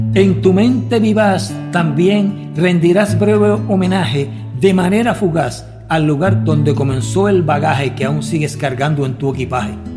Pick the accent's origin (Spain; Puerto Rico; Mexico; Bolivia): Puerto Rico; Lajas; llego y entro a las calles de mi pueblo